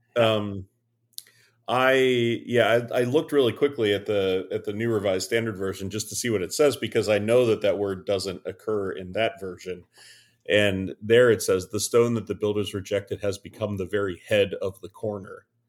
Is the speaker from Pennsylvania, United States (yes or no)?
yes; Western Pennsylvania, United States; … and …, who are middle-aged, cishet, white pastors in the Lutheran Christian tradition. born and raised in Western P A.